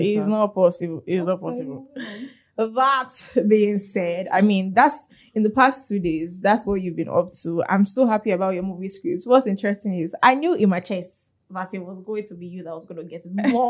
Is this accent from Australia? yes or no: no; Nigeria; Being a Nigerian human being.